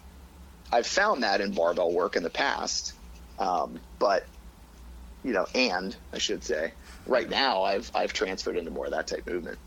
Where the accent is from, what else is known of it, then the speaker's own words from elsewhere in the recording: Youngstown, Ohio, United States; I grew up in Youngstown